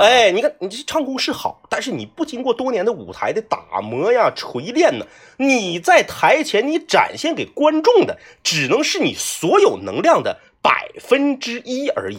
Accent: Fushun, Liaoning, China; 因为我老家是辽宁的，我，我，我老家是抚顺的，离鞍山特别近啊

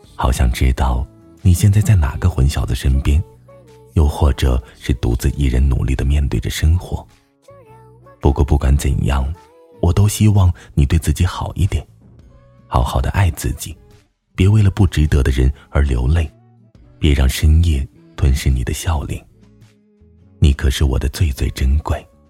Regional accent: northern China, China; moved away; 作为北方人，我正在经历一个没有雪的冬天

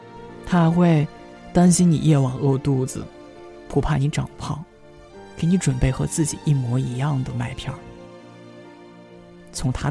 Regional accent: Shandong, China; now in Xiamen, China; 我也是一个人从山东来到了厦门。我本以为南方会充满了温暖，但是不曾想到，厦门也有冬天。

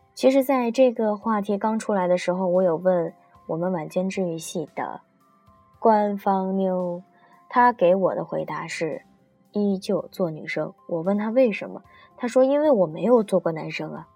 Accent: China; 我们中国人

